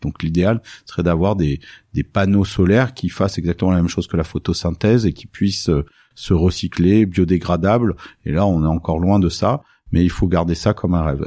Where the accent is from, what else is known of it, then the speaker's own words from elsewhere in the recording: Nice, Provence-Alpes-Côte d'Azur, France; j'ai grandi à Nice euh, dans le sud de la France